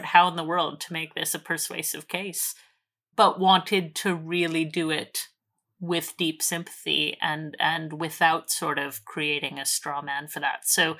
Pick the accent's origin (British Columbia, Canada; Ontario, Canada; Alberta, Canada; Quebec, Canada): Alberta, Canada; I was talking about growing up in Alberta, in sort of farm country, where we're surrounded by farmers and people killed their own meat and that sort of thing.